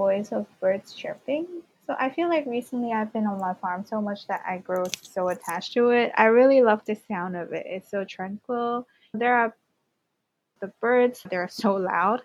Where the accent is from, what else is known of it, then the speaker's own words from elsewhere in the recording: Hong Kong; growing up in Hong Kong, I'm the only child